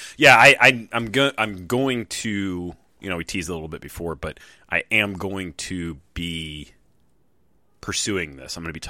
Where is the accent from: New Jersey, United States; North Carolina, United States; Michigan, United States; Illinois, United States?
North Carolina, United States; growing up in North Carolina